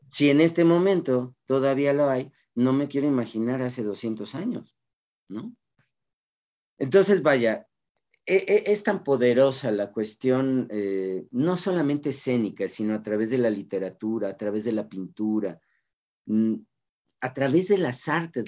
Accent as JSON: {"language": "Spanish", "country": "Mexico", "said": "como cultura mexicana"}